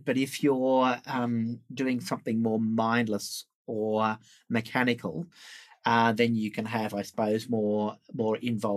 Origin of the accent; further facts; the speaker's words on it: Sydney, New South Wales, Australia; I grew up in Sydney here